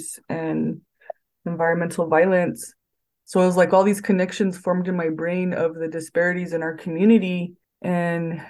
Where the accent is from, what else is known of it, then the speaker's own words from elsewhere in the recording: Santa Clara Pueblo, New Mexico, United States; I'm from Santa Clara Pueblo